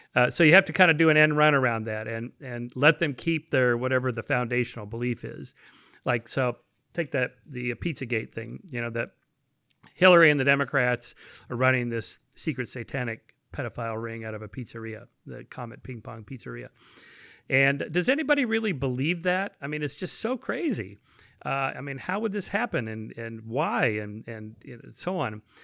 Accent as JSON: {"language": "English", "country": "United States", "tie": "born or raised there", "said": "I was born in America in the twentieth century."}